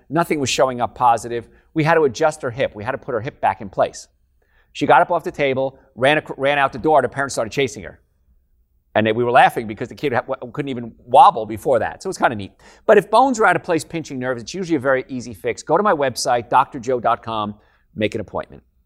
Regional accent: Hoboken, New Jersey, United States; moved away; I'm from New Jersey, actually, Hoboken, New Jersey.

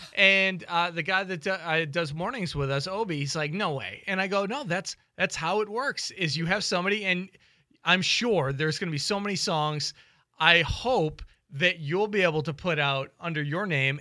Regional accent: Boston, Massachusetts, United States; I grew up in Boston

